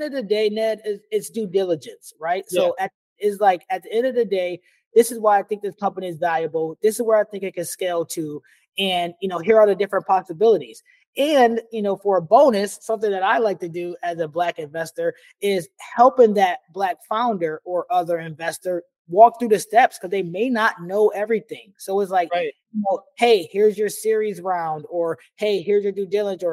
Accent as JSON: {"language": "English", "region": "New York", "country": "United States", "moved": "yes", "lives_now": "Portland, United States", "said": "I'm from New York."}